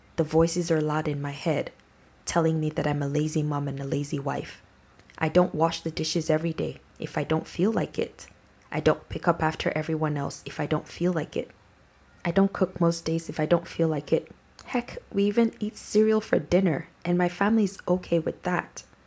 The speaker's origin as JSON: {"language": "English", "country": "Nigeria", "said": "my background as a Nigerian"}